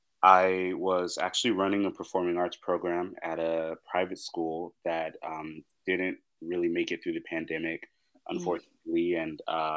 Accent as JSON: {"language": "English", "town": "Los Angeles", "region": "California", "country": "United States", "tie": "born or raised there", "said": "I'm actually one of the rare people in the entertainment industry that grew up in LA."}